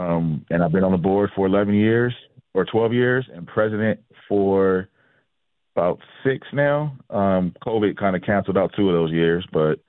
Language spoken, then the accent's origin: English; Agoura Hills, California, United States; also born or lived in Inglewood, California; And then from there, my father and mother moved my brother and I out of Inglewood. In about 1991, 92-ish, to Agoura Hills. And I did my middle school years and high school in Agoura Hills, California.